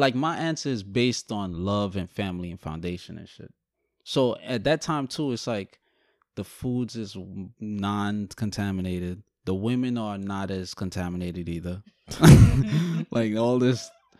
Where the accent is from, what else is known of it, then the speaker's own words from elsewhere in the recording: Guyana; born there; I don't know where exactly I live because I'm Guyanese. Technically, I was born in Guyana.